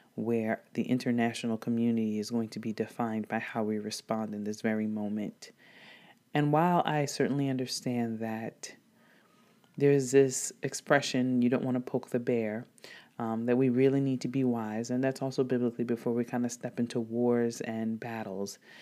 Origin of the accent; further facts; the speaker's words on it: DR Congo; now in United States; growing up in Democratic Republic of Congo, at least before, um, migrating to the United States